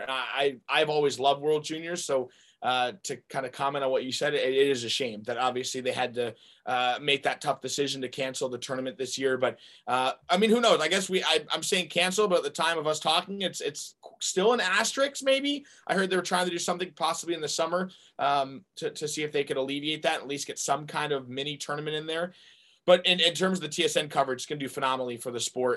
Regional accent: North Carolina, United States; moved away as an adult; also born or lived in Arizona; my my hometown unc and i was going to be a tar heel

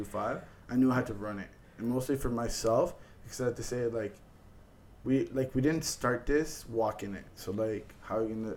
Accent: Canada; we're Canadian

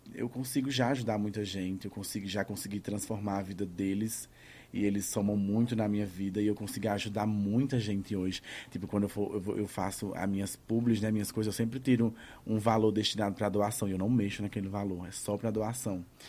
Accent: Cajazeiras, Paraíba, Brazil; moved away; also born or lived in João Pessoa / São Paulo; a de Cajazeiras, que é onde eu nasci

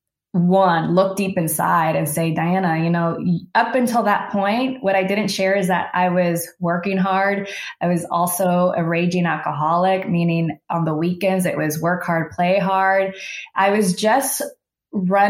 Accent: Houston, Texas, United States; moved away as an adult; also born or lived in San Francisco; I was born and raised in Houston. My family came and immigrated from El Salvador

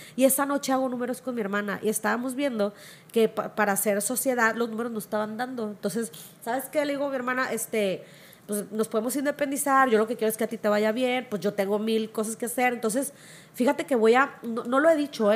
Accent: Culiacán, Sinaloa, Mexico; yo soy del Infonavit Humaya, crecí a la tierra que me vio nacer

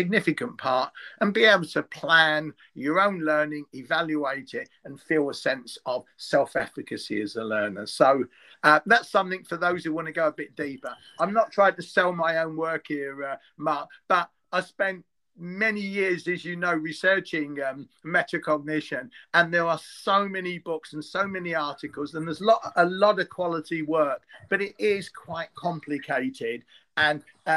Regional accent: London, United Kingdom; you may have picked up that I am from East London

